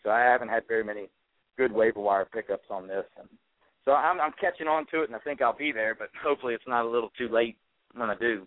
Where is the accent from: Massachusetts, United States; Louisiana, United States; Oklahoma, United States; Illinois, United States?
Louisiana, United States; now in Virginia, United States; I'm originally from Louisiana, but I live in Virginia now.